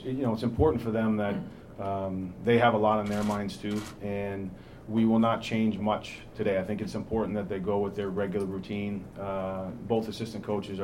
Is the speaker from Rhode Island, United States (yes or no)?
yes; Rhode Island, United States; now in Nashville, United States; I'm from Rhode Island, and I was a huge Patriots fan